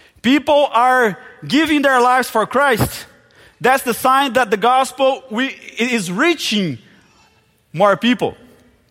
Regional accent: Brazil; first language Portuguese; English is a second language; moved away as an adult; also born or lived in Palawan, Philippines; I grew up in Brazil. We Brazilians, we just speak Portuguese

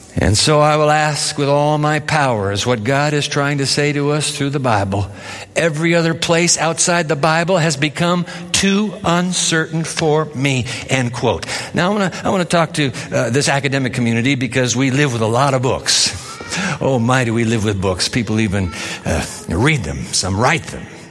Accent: Japan; I grew up in Japan

